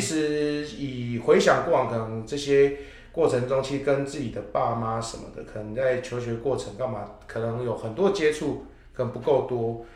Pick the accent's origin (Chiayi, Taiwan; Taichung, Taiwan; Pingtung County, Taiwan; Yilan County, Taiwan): Chiayi, Taiwan; now in Taipei, Taiwan; 我是嘉义人